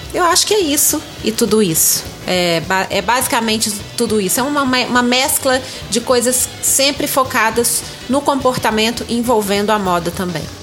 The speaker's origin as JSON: {"language": "Portuguese", "region": "Minas Gerais", "country": "Brazil", "accent": "mineirinho", "said": "tenho 50 anos, sou mineira"}